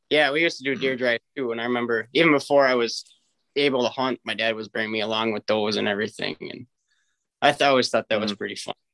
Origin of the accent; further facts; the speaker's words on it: Osceola, Wisconsin, United States; up in Osceola, Wisconsin. It's like right on the border of Minnesota. Um, my family they've been there since 1868. Uh, my grandparents actually still live on the farm